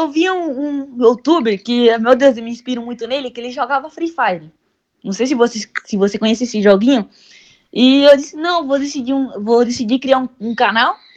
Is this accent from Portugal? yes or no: no; Venezuela; Já estou planejando ir para outros estados também, para minha terra, Venezuela.